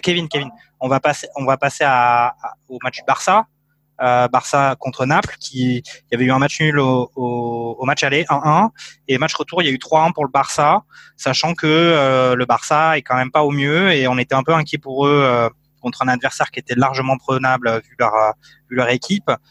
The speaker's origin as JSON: {"language": "French", "country": "France", "said": "en tant que Français"}